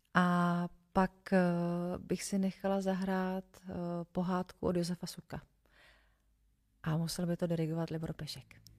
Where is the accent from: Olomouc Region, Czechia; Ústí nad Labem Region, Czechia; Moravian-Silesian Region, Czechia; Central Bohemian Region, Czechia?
Central Bohemian Region, Czechia; Votice; now in Prague, Czechia; já jsem z Votic, což mm-hmm. je malý městečko, uh, malý městečko u Benešova. A tam řeku nemáme